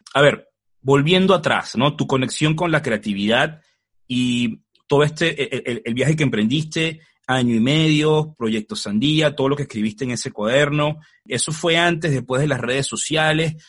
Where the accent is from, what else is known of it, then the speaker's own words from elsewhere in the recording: Venezuela; yo soy venezolano